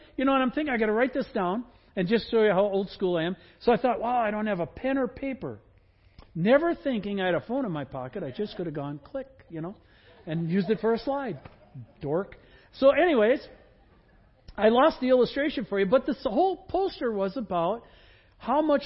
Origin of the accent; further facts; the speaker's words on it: Wisconsin, United States; I grew up in Wisconsin